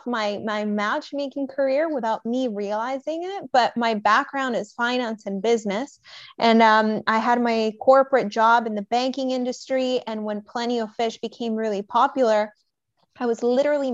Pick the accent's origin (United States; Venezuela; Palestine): Venezuela; I'm originally from Venezuela and my dad's Scottish